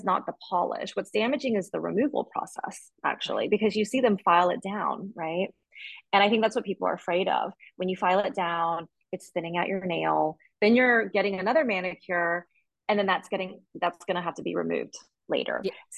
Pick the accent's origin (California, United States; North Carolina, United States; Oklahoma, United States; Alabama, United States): Alabama, United States; moved away as an adult; also born or lived in New York City, United States / Shanghai, China; now in Barcelona, Spain; I was born in Alabama, but my parents moved there before I was born. And then I grew up there